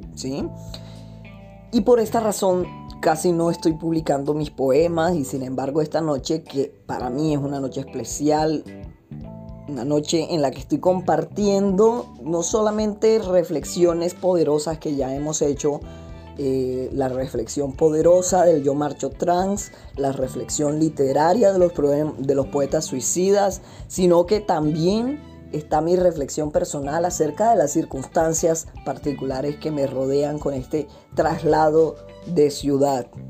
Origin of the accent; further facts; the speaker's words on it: Puerto Colombia, Atlántico, Colombia; Estoy grabando desde Puerto Colombia, en el departamento del Atlántico. Este es el pueblo donde yo nací, el pueblo donde yo crecí